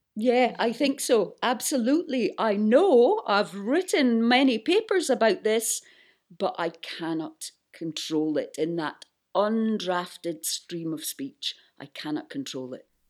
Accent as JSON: {"language": "English", "town": "Buckie", "region": "Scotland", "country": "United Kingdom", "tie": "born or raised there", "moved": "yes", "said": "when I go back to my hometown in northeast Scotland, I start speaking like"}